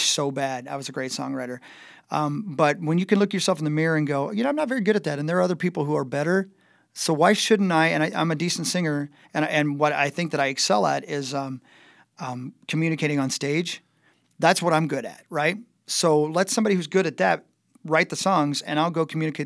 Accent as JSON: {"language": "English", "town": "Union City", "region": "Indiana", "country": "United States", "tie": "born or raised there", "moved": "yes", "said": "growing up in Union City, Indiana"}